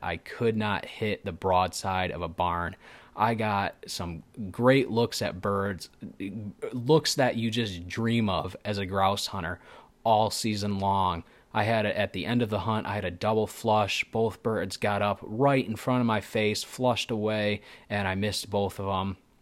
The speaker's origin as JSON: {"language": "English", "region": "Michigan", "country": "United States", "said": "I am from Michigan."}